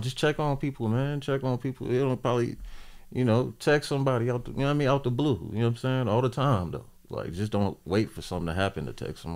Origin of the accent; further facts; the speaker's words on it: Portsmouth, Virginia, United States; now in Ohio, United States; I hail from Portsmouth, Virginia